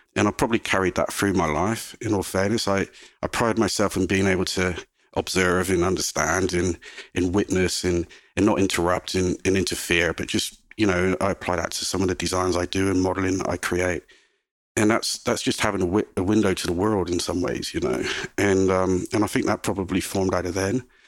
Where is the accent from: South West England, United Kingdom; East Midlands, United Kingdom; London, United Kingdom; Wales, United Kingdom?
South West England, United Kingdom; moved away as an adult; now in Australia; growing up in England, Southwest England